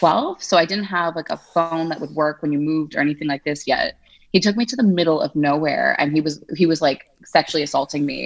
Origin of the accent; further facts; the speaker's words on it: Montreal, Quebec, Canada; moved away as an adult; also born or lived in United Kingdom / Italy / Madrid, Spain; now in Geneva, Switzerland; I am from Montreal, Canada. So I'm like from French Canada, but my family is like Anglophone